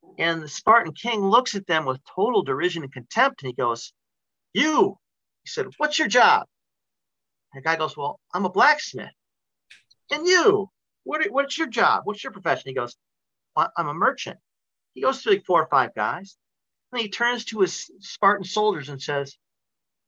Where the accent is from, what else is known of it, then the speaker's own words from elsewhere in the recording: Lake Odessa, Michigan, United States; I've taught in my hometown of Lake Odessa